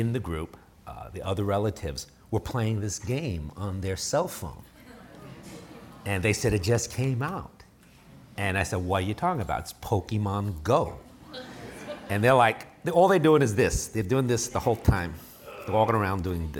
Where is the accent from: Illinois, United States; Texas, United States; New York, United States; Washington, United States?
New York, United States; New York City; moved away as an adult; also born or lived in Chicago; I grew up in New York City, 21 years